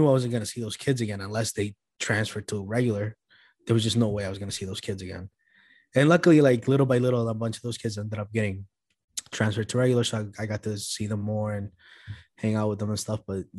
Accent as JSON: {"language": "English", "town": "Boston", "region": "Massachusetts", "country": "United States", "tie": "born or raised there", "first_language": "Spanish", "second_language": "English", "said": "I grew up in East Boston, right? At the time when I was growing up there, it was primarily still mostly Italian."}